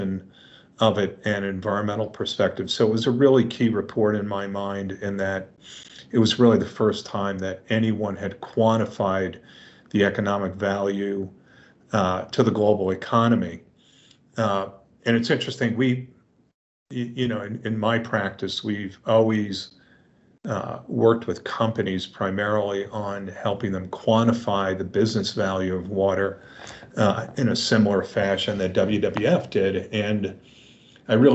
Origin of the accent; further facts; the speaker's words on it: New York City, New York, United States; I grew up in New York City